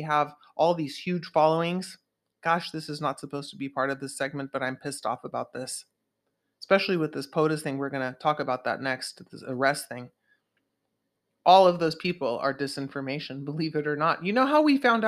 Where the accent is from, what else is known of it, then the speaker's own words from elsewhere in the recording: Santa Cruz, California, United States; in my hometown of Santa Cruz